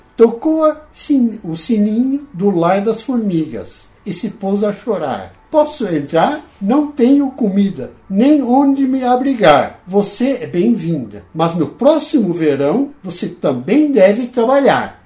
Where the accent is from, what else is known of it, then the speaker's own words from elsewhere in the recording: Netherlands; now in São Paulo, Brazil; como era um holandês e queria voltar de vez em quando à minha terra